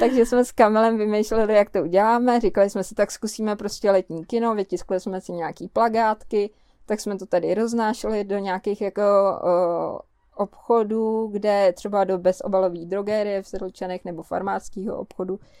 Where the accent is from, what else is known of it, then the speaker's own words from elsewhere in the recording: Prague, Czechia; moved away as an adult; now in Kňovice, Czech Republic; my jsme z Prahy, že jo, a tam jsme žili dost jakoby izolovaně